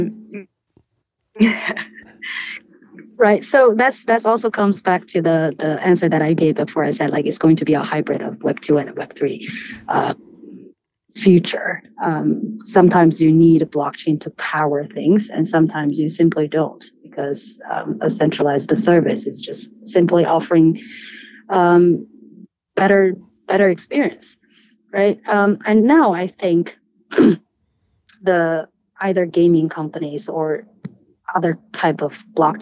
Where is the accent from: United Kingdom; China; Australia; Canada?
China; I'm born and raised in China